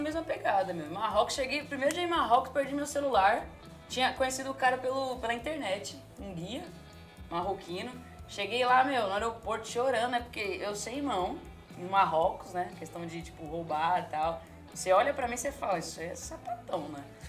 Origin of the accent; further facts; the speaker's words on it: Brazil; moved away as an adult; now in San Diego, United States; lá no Brasil eu não tenho condições nenhuma, assim, pra ser bem sincera. É tipo, mano, eu sou da favela, favela mesmo